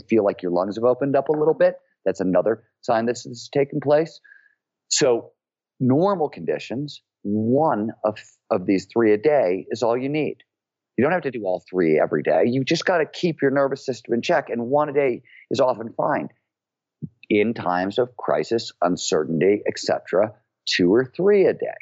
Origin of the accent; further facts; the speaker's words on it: Cleveland, Ohio, United States; I grew up in Cleveland, Ohio in the 70s when it was a blue collar, working